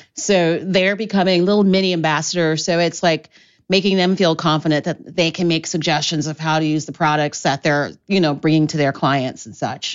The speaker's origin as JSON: {"language": "English", "town": "Columbus", "region": "Ohio", "country": "United States", "tie": "born or raised there", "also_born_or_lived": "Oxford, England", "moved": "as an adult", "lives_now": "Chicago, United States", "said": "I grew up in Columbus, Ohio, and I went to theater school in Ohio"}